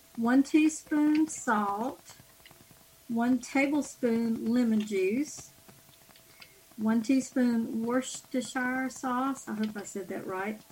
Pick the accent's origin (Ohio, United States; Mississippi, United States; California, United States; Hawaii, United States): Mississippi, United States; Jackson; I'm from Jackson, Mississippi